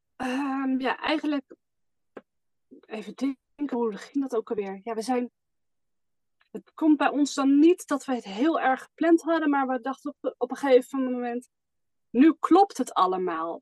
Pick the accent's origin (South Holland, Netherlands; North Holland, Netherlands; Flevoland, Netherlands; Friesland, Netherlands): Flevoland, Netherlands; Almere; moved away as an adult; wij komen zelf uit Almere, daar woonden we in ieder geval